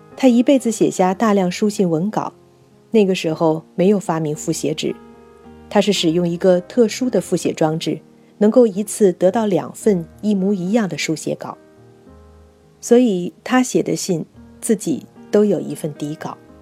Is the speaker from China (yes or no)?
yes; China; 我们中国人似乎应该由此汲取一些经验教训。